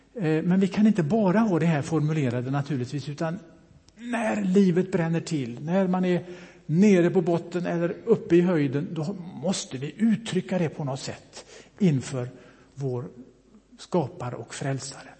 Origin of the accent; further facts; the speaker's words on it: Bohuslän, Västra Götaland, Sweden; moved away; also born or lived in Mölndal; Jag är ju bohuslänning, kommer uppifrån Brasta